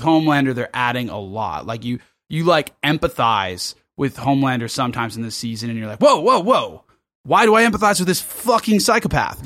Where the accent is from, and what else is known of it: Los Angeles, California, United States; now in Sydney, Australia